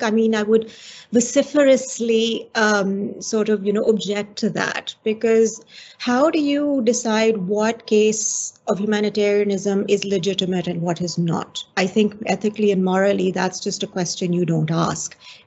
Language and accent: English; Pakistan; as a Pakistani. So I am a neighbor to Afghanistan.